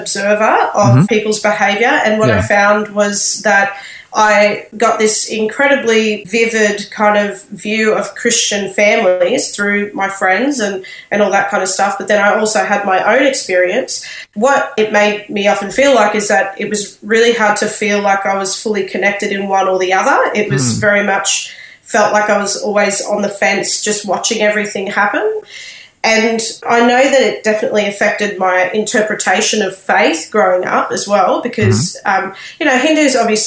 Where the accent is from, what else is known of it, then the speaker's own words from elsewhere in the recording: Sydney, New South Wales, Australia; now in Brisbane, Australia; I was born in Sydney and was raised there